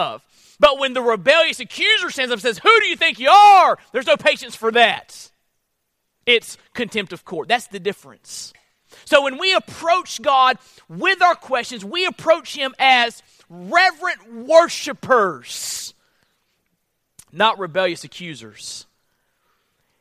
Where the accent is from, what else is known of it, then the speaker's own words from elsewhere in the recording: Florida, United States; I'm from Florida